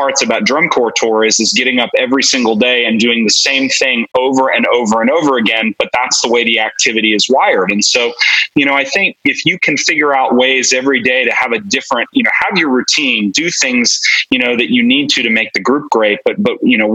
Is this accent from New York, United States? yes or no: no; New Jersey, United States; moved away as an adult; also born or lived in South Brunswick, New Jersey; now in Texas, United States; I grew up in New Jersey